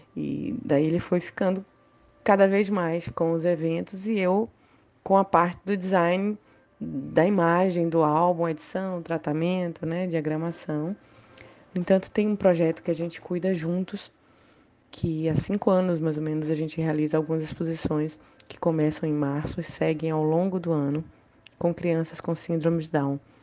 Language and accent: Portuguese; Salvador, Bahia, Brazil; eu sou de Salvador